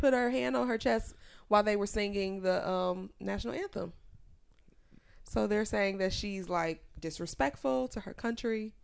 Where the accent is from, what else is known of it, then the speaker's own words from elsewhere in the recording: Chicago, Illinois, United States; my hometown